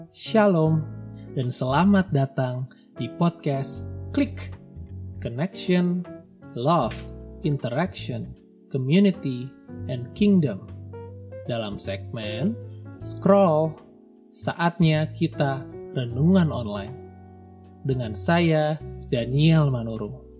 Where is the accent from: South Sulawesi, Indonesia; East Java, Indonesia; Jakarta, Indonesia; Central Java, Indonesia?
Central Java, Indonesia; a small town in; moved away as an adult; also born or lived in Depok, West Java / Buffalo, New York, United States; Saya sudah hidup merantau semenjak lulus SMA di suatu kota kecil di Jawa Tengah